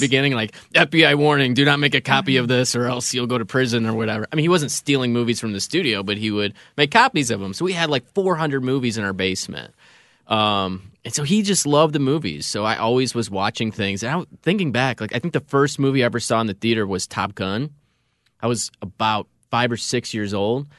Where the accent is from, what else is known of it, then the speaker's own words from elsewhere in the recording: Schaumburg, Illinois, United States; I grew up in Schaumburg